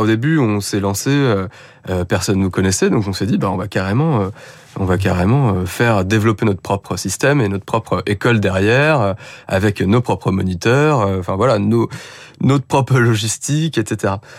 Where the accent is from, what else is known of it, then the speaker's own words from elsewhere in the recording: Paris, Île-de-France, France; je suis parisien